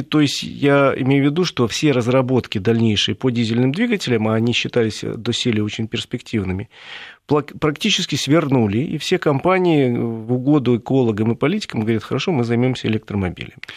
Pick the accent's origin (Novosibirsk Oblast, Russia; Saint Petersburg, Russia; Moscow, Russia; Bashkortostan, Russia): Moscow, Russia; Мы, москвичи